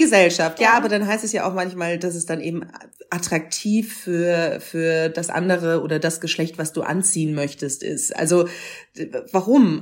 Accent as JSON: {"language": "German", "town": "Munich", "region": "Bavaria", "country": "Germany", "tie": "born or raised there", "said": "ich bin in Bayern geboren, in Bayern, in München aufgewachsen."}